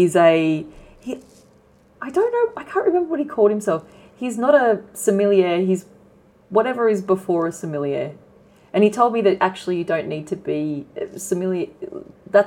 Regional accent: Sydney, New South Wales, Australia; I'm from Sydney as a kid

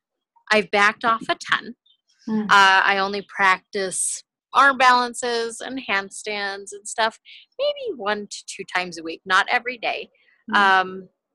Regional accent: California, United States; Well, just moving to Utah, I came from California.

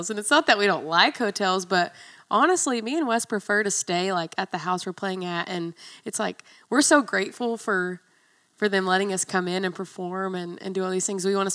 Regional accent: Maryville, Tennessee, United States; I'm from Maryville, I still live in Maryville at this point.

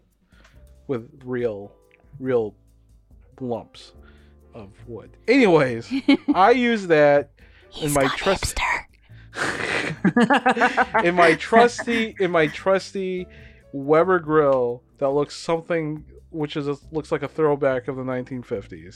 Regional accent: Philippines; I'm Filipino.

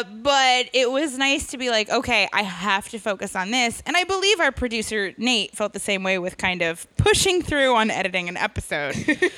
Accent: New York, United States; And I grew up in New York State.

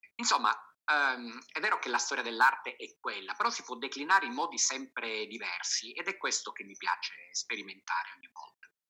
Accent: Sicily, Italy; la mia terra, la Sicilia

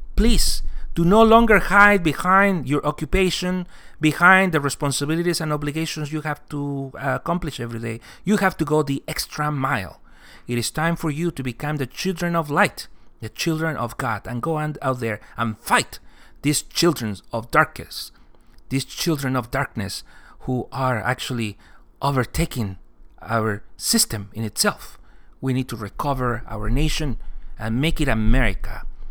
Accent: California, United States; I'm Californian

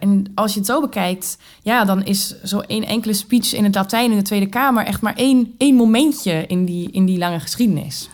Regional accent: Germany; Dutch is a second language; moved away as an adult; also born or lived in England / United States; now in Groningen, Netherlands; ik niet uit Nederland kom. Ik ben Duitse.

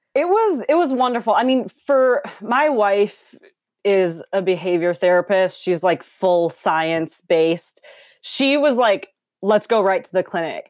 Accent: Minneapolis, Minnesota, United States; also born or lived in Los Angeles, California; now in Portland, United States; I'm from Minneapolis

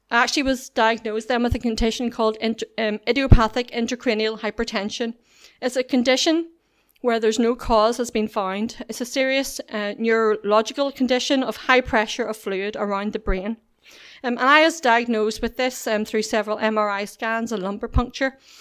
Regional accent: Whitewell, Northern Ireland, United Kingdom; I was brought up in Whitewell

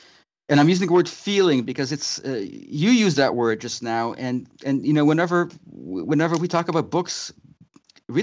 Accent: Peabody, Massachusetts, United States; We grew up in Peabody, Massachusetts, another suburb of Boston.

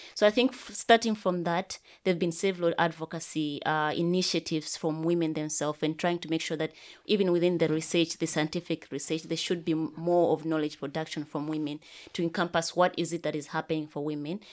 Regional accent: Malawi; I come from Malawi

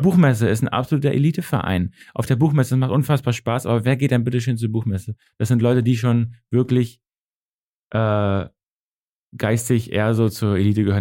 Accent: Northern Germany, Germany; accent: norddeutsch; Ich habe halt dieses norddeutsche Kurze

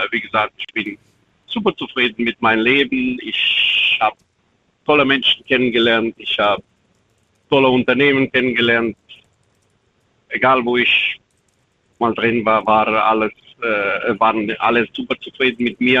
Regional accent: Romania; German is a second language; moved away as an adult; now in Germany; Ich bin mit äh, 25 Jahren aus Rumänien nach Deutschland gekommen. Mittlerweile bin ich 50 geworden dieses Jahr.

